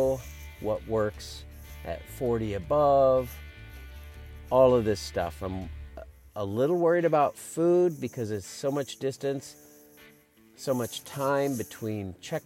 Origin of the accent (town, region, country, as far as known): Iowa, United States